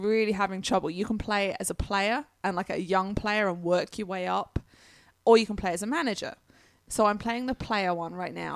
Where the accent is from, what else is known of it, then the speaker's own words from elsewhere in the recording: England, United Kingdom; now in United States; being English